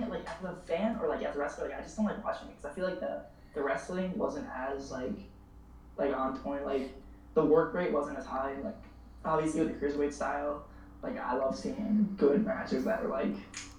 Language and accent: English; Newburgh, New York, United States; also born or lived in Florida; I grew up in a place called Newburgh, New York. It's the murder capital of New York. You know, I went to like just a bunch of struggles through like gun violence and all that stuff. Like, just pretty much grew up in the hood, lived my life.